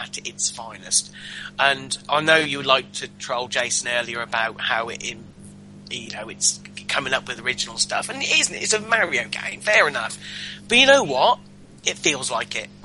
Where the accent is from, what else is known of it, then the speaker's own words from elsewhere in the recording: England, United Kingdom; we're English